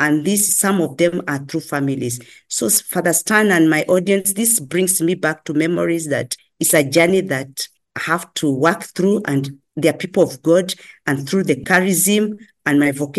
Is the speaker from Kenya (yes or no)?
yes; Kenya; I'm a Kenyan by birth